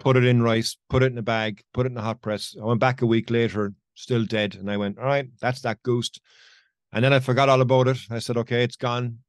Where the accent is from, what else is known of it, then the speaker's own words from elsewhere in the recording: Ireland; it's my home country